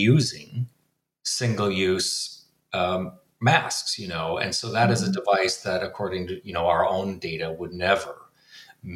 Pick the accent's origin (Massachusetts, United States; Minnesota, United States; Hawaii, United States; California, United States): Minnesota, United States; moved away as an adult; now in Washington, D.C., United States; growing up, I grew up in Minnesota